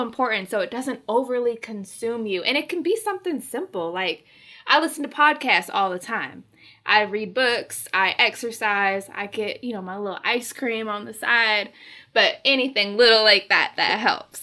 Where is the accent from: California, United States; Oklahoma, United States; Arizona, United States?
Arizona, United States; moved away; I'm from Arizona, okay? This is not the weather I'm used